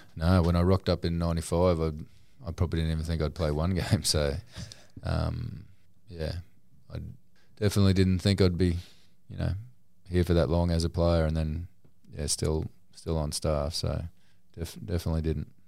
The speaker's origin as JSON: {"language": "English", "town": "Newcastle", "region": "New South Wales", "country": "Australia", "tie": "born or raised there", "said": "I was born in Newcastle"}